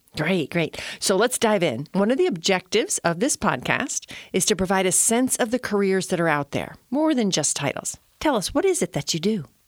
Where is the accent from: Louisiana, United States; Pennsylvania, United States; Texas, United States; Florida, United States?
Florida, United States; Miami; Miami? I mean, my hometown